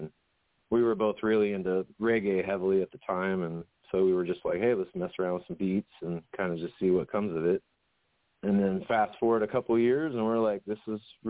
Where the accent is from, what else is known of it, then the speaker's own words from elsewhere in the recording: Oregon, United States; now in Wilmington, North Carolina, United States; we grew up in Oregon together